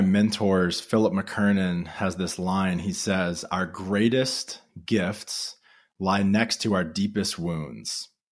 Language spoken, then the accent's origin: English; Louisiana, United States; I grew up in Louisiana